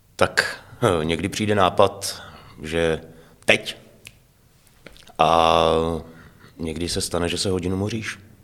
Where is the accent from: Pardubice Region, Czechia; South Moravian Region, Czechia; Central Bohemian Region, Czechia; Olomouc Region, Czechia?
Pardubice Region, Czechia; Heřmanův Městec; now in Hradec Králové, Czech Republic; v rodné město je Hermanův Městec